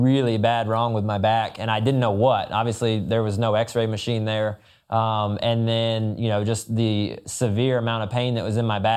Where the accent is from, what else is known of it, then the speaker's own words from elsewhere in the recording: Florida, United States; growing up in Florida